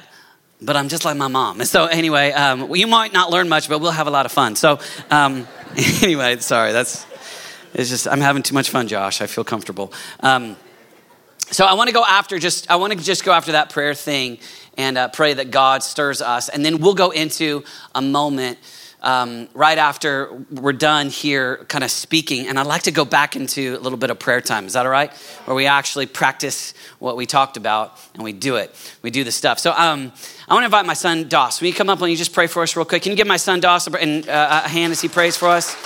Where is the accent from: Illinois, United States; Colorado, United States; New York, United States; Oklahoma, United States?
Oklahoma, United States; Oklahoma City; moved away as an adult; I'm actually from Oklahoma City